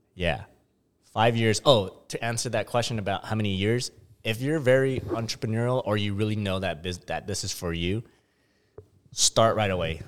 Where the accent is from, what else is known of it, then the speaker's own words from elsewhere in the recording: San Diego, California, United States; I'm from San Diego